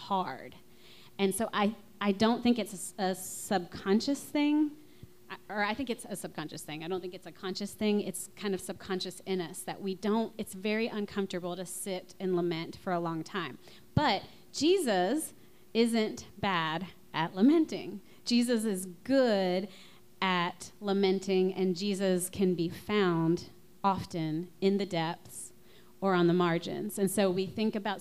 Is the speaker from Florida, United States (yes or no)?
no; Louisiana, United States; I'm from Louisiana